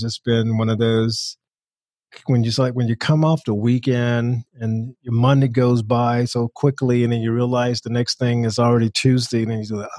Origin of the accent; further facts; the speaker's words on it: Georgia, United States; now in Denver, United States; I'm from Georgia